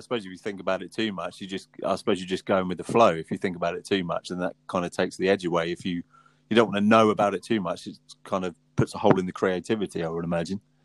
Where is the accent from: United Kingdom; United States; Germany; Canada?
United Kingdom; Southampton, South East England; We're from Southampton